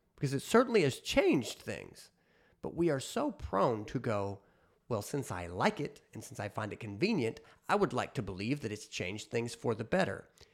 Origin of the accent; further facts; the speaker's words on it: United States; as an American